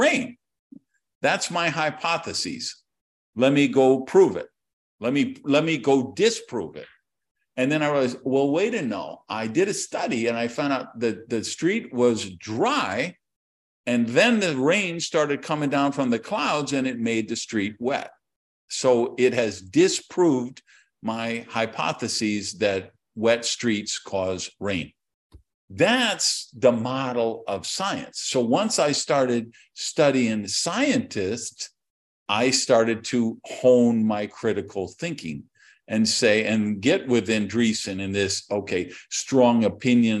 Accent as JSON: {"language": "English", "town": "Madison", "region": "Wisconsin", "country": "United States", "said": "a guy from Madison, Wisconsin, who was expelled from high school"}